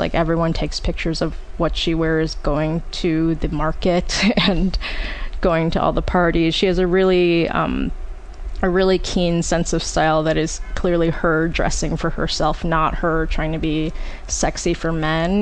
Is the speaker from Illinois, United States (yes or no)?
yes; Oak Park, Illinois, United States; my hometown of Oak Park, Illinois